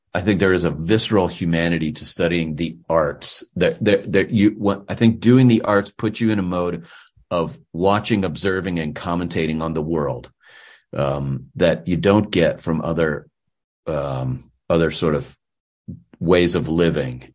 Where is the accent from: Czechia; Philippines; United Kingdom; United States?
United States; Pittsburgh, Pennsylvania; I'm originally from the western part of the great state of Pennsylvania, or the Commonwealth of Pennsylvania. I grew up in Pittsburgh